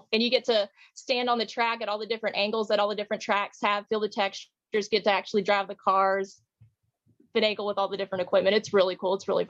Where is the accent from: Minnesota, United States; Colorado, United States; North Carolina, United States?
North Carolina, United States; Hickory; also born or lived in Charlotte; I'm from the Hickory area, but I went to school in Charlotte for a semester, so I know the area pretty well.